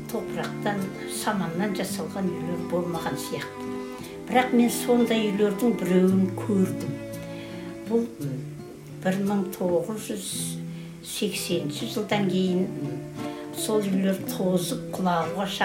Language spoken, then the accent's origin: Kazakh; Kylysh village, Tarbagatai foothills, East Kazakhstan Region, Kazakhstan; born or raised there